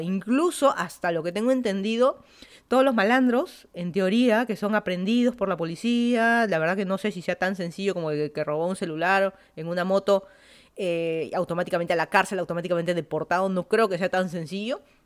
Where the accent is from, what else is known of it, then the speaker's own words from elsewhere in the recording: Lima, Peru; moved away as an adult; also born or lived in Miami, United States; now in Fairfax County, Virginia, United States; yo soy de Lima, Perú. Me mudé a Estados Unidos, ya van a ser 7 años